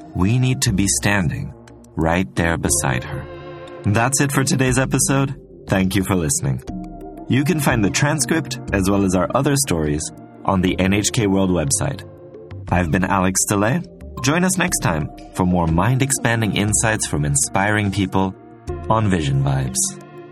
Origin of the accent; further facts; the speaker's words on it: Switzerland; I grew up in Switzerland, which is pretty famous for its neutrality